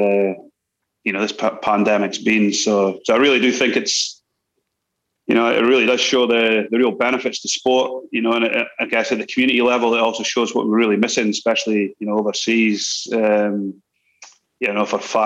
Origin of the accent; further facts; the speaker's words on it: Scotland, United Kingdom; now in New Zealand; as a Scottish young fella growing up